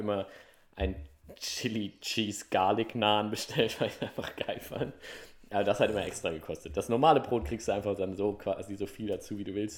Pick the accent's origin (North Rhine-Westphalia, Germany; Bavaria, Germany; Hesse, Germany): Hesse, Germany; ich bin ja auch gebürtig der Hesse